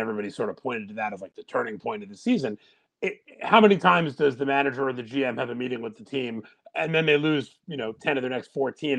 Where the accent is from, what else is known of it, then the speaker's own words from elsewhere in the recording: New York, United States; Obviously, I'm from New York.